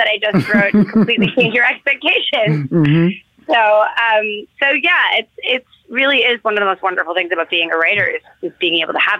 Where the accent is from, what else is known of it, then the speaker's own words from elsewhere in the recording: New York City, New York, United States; I grew up in New York City